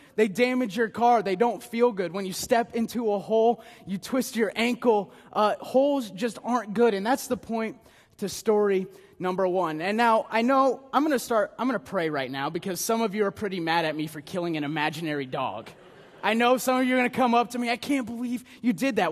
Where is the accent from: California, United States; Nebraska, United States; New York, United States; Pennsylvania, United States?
Nebraska, United States; moved away; I am from Nebraska, the good life